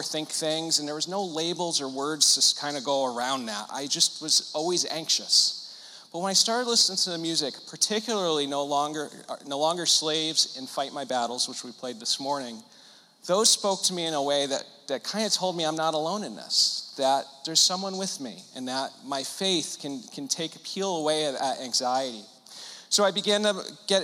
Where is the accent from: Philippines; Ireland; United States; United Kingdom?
United States; Connecticut; I'm born and raised in Connecticut